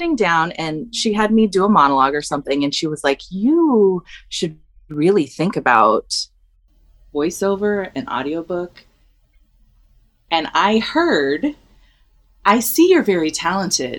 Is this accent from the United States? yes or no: yes; Redlands, California, United States; I'm from California. I'm from I grew up in Redlands, like 60 miles east